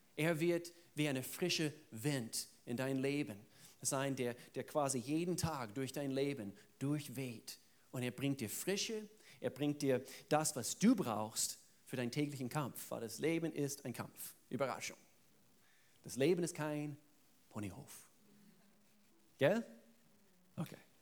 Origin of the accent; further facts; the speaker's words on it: the Southern United States, United States; German is a second language; moved away; Da, wo ich herkomme, ich komme aus den Südstaaten